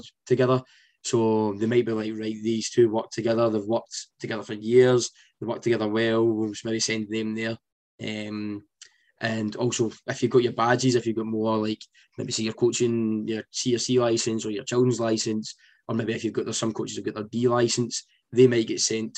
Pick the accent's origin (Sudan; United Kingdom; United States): United Kingdom; Scotland; I'm coming from Scotland, over the States